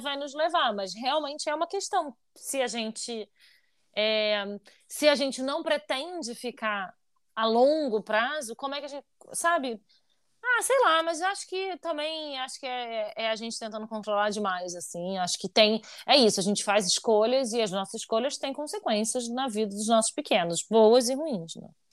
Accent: Brazil; moved away; enquanto brasileiros

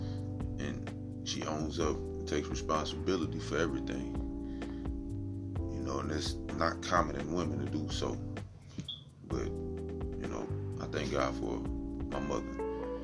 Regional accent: Midwest, United States; growing up in the Midwest

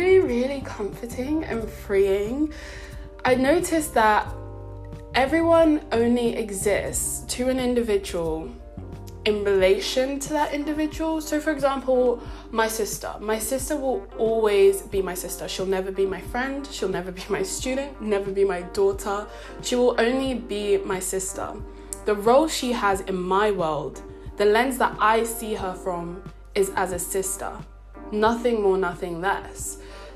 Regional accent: London, United Kingdom; moved away as an adult; I was born and raised in London, I thought, I'm a city girl

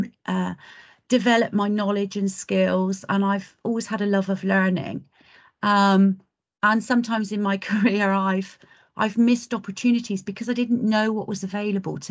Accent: Cornwall, South West England, United Kingdom; I'm an eighth generation Cornish girl.

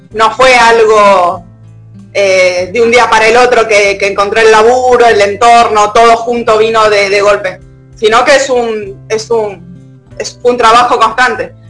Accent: Lavallol, Buenos Aires Province, Argentina; moved away as an adult; now in El Bolsón, Argentina; Vivo en el Bolsón, yo en realidad soy de Lavallón, hace ya 11 años que vivo acá

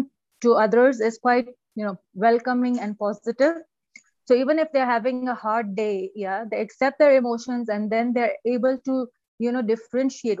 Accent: Pakistan; moved away as an adult; also born or lived in United Kingdom; now in Iran; I'm originally from Pakistan. And then I went to UK for my master's, and now I'm living in Iran for the past 14 years.

